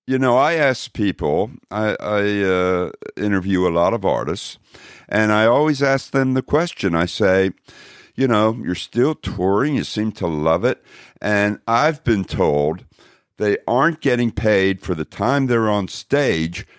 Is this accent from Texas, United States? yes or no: yes; Dallas, Texas, United States; moved away; I used to live in Texas. I was raised in Dallas. Dallas, Texas